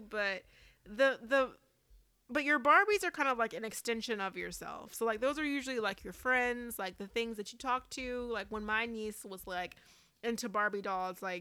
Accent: Louisiana, United States; I'm from Louisiana. So we eat like a lot of red beans and rice.

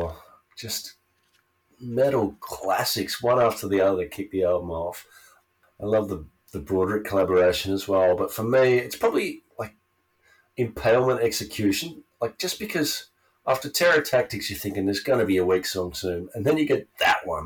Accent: Australia; born or raised there

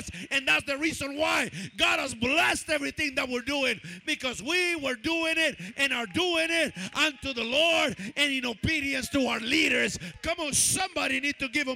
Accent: Oakland, California, United States; I'm coming from Oakland, East Oakland

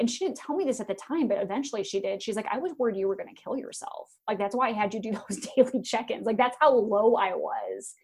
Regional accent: Iowa, United States; born or raised there; moved away

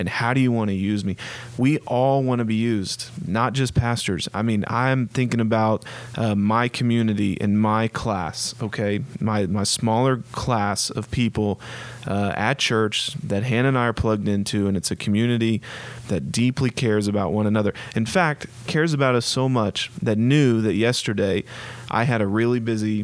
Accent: Oklahoma City, Oklahoma, United States; in Oklahoma City, Oklahoma

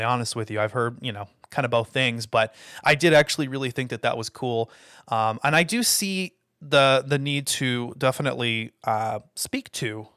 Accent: United States; as the American people

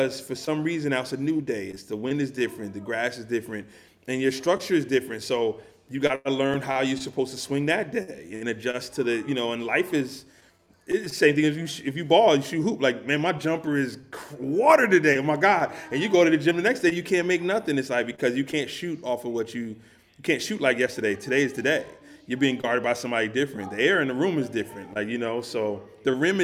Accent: New Jersey, United States; I grew up in New Jersey. I grew up a hip-hop kid

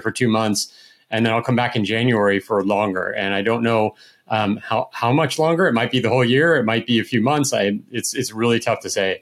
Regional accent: outside of San Francisco, California, United States; also born or lived in Austin / Florianopolis, Brazil; now in Brazil; I grew up in California, and I was outside of San Francisco

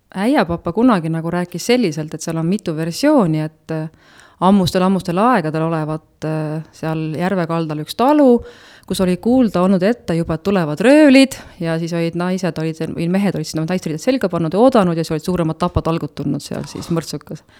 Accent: Nõuni, Valga County, Estonia; also born or lived in Tartu / Otepää; now in Päidla, Estonia; ma tegelikult olen äh, sündinud ja üles kasvanud äh, ikkagi Nõunis

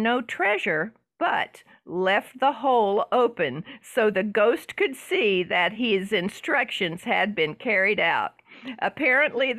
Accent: the South, Southern United States, United States; accent: Southern; I kind of lean into my Southern accent

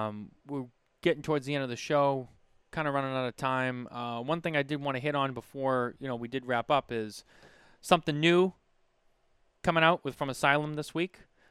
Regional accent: Boston, Massachusetts, United States; I'm from Boston.

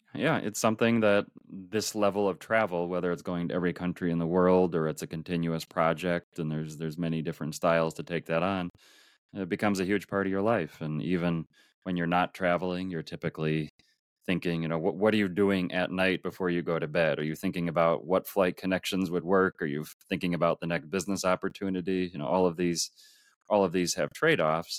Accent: Minneapolis, Minnesota, United States; I grew up in Minneapolis, Minnesota, in the U S

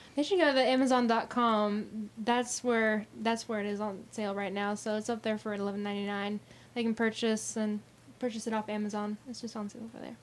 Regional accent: La Grange, Kentucky, United States; my hometown of Lagrange

